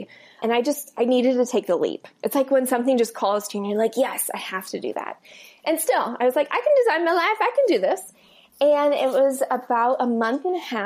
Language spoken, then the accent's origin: English; Iowa, United States; moved away as an adult; also born or lived in Colorado; I grew up in Iowa, Midwest